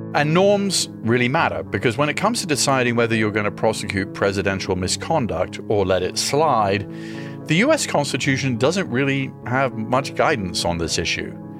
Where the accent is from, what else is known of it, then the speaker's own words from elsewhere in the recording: United Kingdom; now in United States; I grew up in the UK, I'm an American